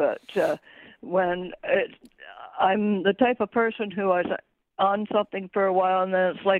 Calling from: Frankfort, United States; I'm calling from Trenton area, actually.

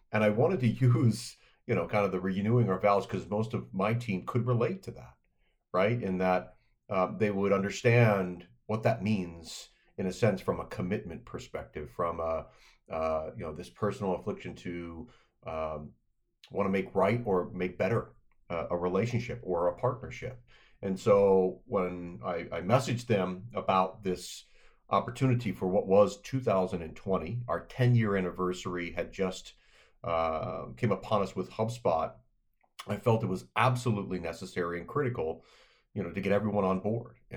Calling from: Annapolis, Maryland, United States; I'm dialing in from Annapolis, Maryland, from my home office

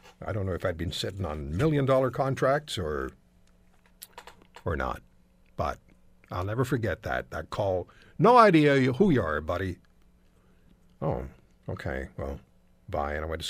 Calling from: Canada; I'm calling from Canada. I'm a broadcaster in Toronto and Hamilton.

